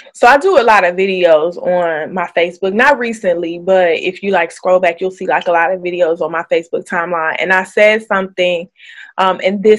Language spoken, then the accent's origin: English; Illinois, United States; moved away as an adult; now in Maryland, United States; So I'm in Maryland, but I'm from Illinois and I've been out here since 2012